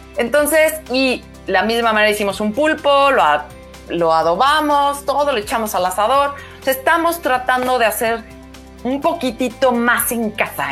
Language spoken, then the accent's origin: Spanish; Mexico; somos mexicanos